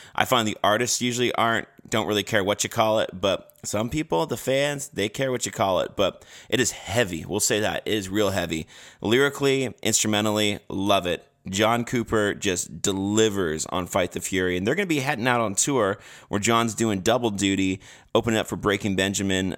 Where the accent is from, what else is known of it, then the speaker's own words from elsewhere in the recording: Canada; I'm from Canada